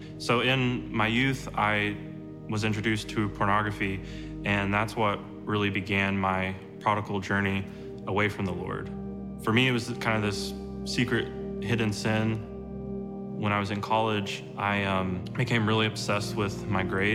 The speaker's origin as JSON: {"language": "English", "town": "Moore", "region": "Oklahoma", "country": "United States", "said": "I'm from Moore, Oklahoma"}